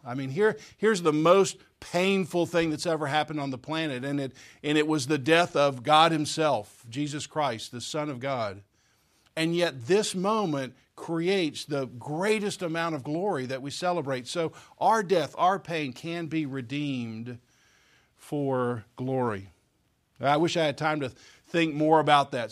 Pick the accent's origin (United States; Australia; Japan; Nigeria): United States; Oklahoma; I grew up in Oklahoma